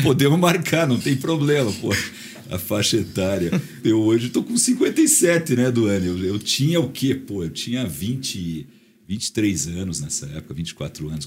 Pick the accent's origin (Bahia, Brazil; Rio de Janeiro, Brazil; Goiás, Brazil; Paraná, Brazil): Paraná, Brazil; Ponta Grossa; quando eu era criança em Ponta Grossa. A gente morava numa casa muito ampla